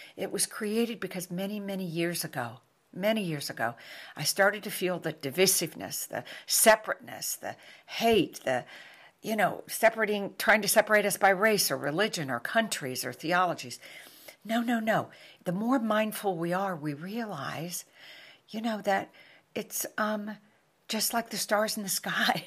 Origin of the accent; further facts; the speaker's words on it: New York, United States; moved away; I am from New York